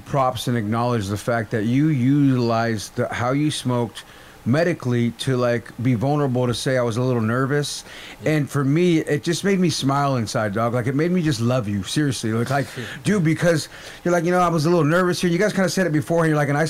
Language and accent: English; Nebraska, United States; Dope. I'm Winnebago from Nebraska.